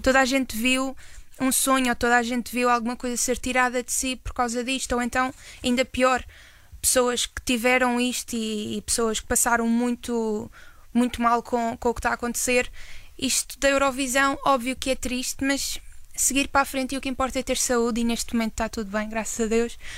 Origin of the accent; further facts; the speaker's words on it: Madeira, Portugal; moved away; eu sou da Madeira